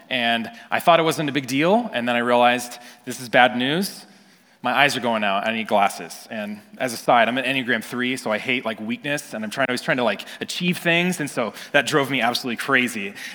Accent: California, United States; I grew up in Northern California, and I'm looking and I see the trees and the Sierra Nevada mountains in the back

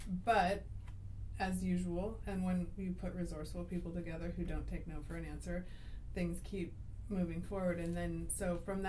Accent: United States; The part of me as an American

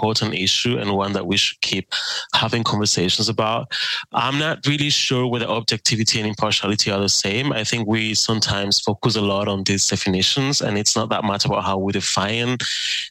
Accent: Spain; moved away as an adult; also born or lived in Germany; now in Berlin, Germany; So I'm from Spain, and my first work as a journalist was for Germany's international broadcaster, DW. I moved from Spain to Germany for

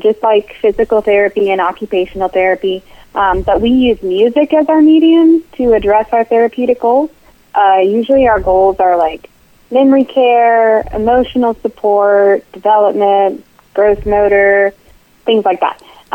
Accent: Charlottesville, Virginia, United States; So I grew up in Charlottesville. It's my hometown

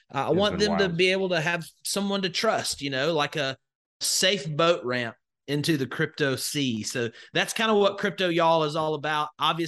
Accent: Alabama, United States; So I grew up in Northwest Alabama, just in the middle of nowhere. So just think of all the stereotypes that you could come up with. And that's where I grew up.

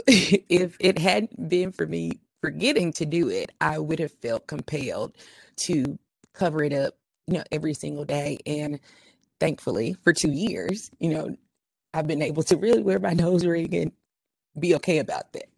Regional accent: Memphis, Tennessee, United States; accent: urban twang; I'm from Memphis

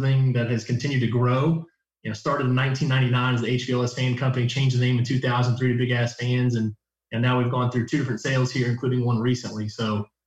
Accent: Louisville, Kentucky, United States; I was born and raised here in Kentucky. I'm from Louisville

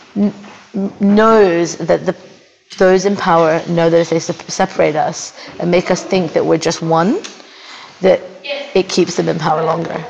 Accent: Australia; now in New Zealand; I'm Australian, but I live in New Zealand.

